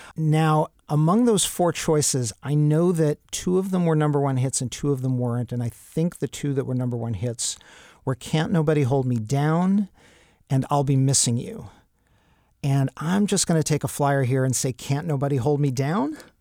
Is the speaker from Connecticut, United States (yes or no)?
no; New York, United States; I grew up in Travolta Central